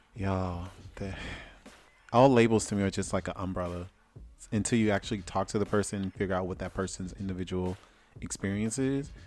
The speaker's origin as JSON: {"language": "English", "region": "Louisiana", "country": "United States", "moved": "yes", "said": "I'm from Louisiana."}